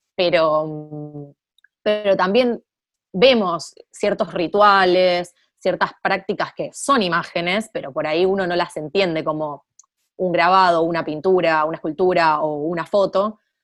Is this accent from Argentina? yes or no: yes; Argentina